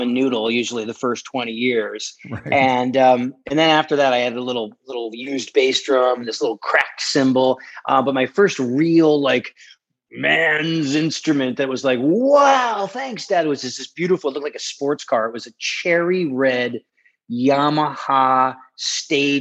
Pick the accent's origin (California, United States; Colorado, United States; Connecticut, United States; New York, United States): Connecticut, United States; I'm a kid from Connecticut